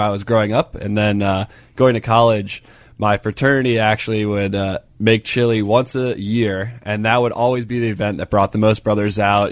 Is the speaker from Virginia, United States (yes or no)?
yes; Northern Virginia, United States; now in Pittsburgh, United States; I'm from Northern Virginia